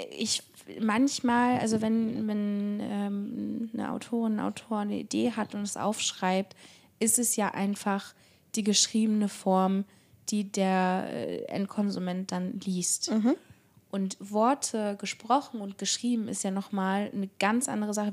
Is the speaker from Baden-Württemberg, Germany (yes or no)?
no; Barmstedt, Schleswig-Holstein, Germany; now in Hamburg, Germany; in meiner Heimatstadt Barmstedt